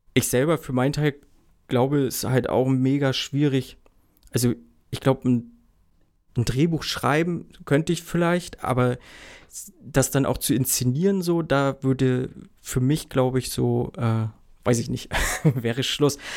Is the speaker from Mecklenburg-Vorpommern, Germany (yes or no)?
yes; Mecklenburg-Vorpommern, Germany; Ich komme ja aus Mecklenburg-Vorpommern